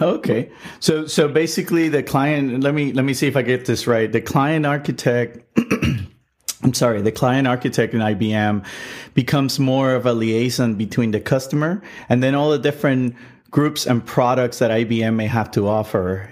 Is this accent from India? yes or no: no; Puerto Rico; I'm originally from Puerto Rico